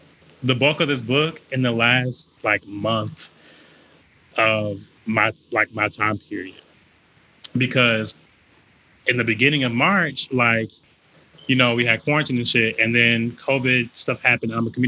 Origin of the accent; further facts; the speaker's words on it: Wilmington, North Carolina, United States; moved away as an adult; now in Atlanta, United States; Not originally, no. I moved here in 2014 to go to Morehouse, but I'm originally from North Carolina.